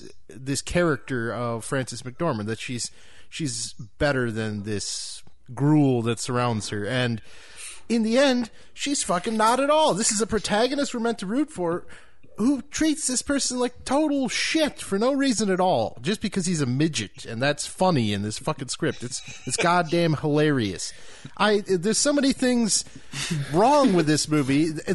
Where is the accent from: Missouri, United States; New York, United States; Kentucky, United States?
Missouri, United States; As someone from Middle America, and I'm not from the South, but I think Missouri could be classified as the Midwest as well.